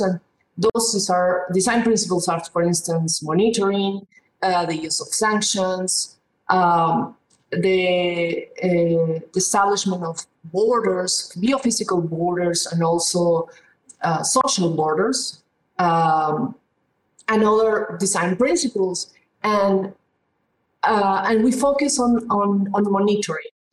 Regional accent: Peru; moved away; I come originally from Peru, and uh, even though I was from a middle class family, we had water problems.

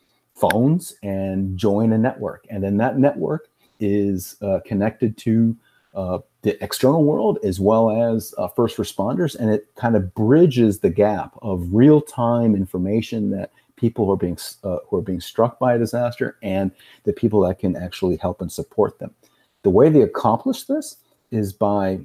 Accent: Puerto Rico; moved away; I grew up in Puerto Rico.

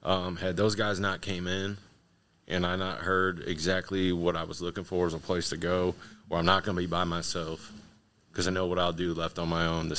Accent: St. Louis, Missouri, United States; moved away as an adult; now in Kentucky, United States; I'm from St. Louis. Had lived in Kentucky 2 months.

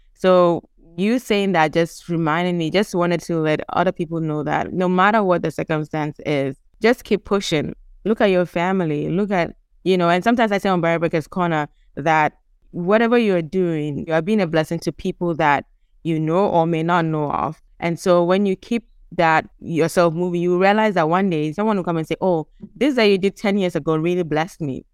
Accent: Gambia; also born or lived in Ghana; we are from Ghana, but we grew up in the Gambia.

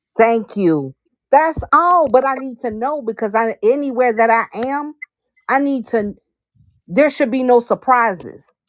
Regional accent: Bermuda; moved away; I'm from Bermuda, so we're British.

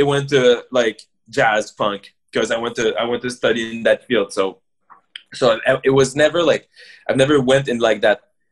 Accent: Montreal, Quebec, Canada; I grew up in the West Island too, of Montreal. So like, I grew up in like the English side of it too. So like, for me as a French dude

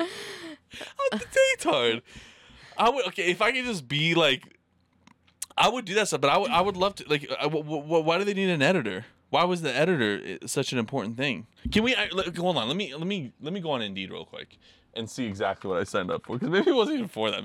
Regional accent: Idaho, United States; I'm from Idaho

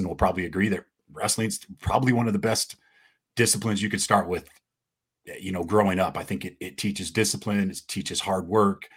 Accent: Utah, United States; I tell people I'm from Utah

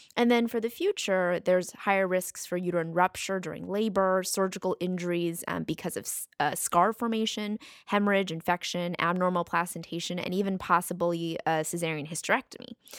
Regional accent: United States; we're from the United States

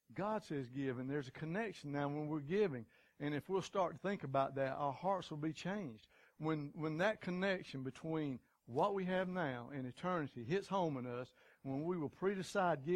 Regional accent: United States; as good American folks, that's kind of what we're taught as childhood.

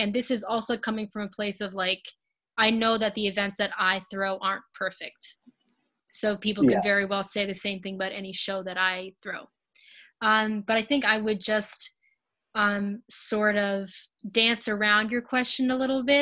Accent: Providence, Rhode Island, United States; also born or lived in Matunuck, Rhode Island; Providence definitely has my heart, born and raised, never really fully left

